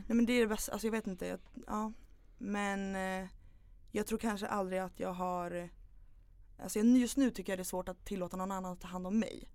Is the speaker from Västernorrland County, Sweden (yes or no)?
no; Upplands Väsby, Stockholm County, Sweden; also born or lived in Knivsta; Jag föddes i Upplands Väsby. Mm. Bodde där tills jag var nio år ungefär.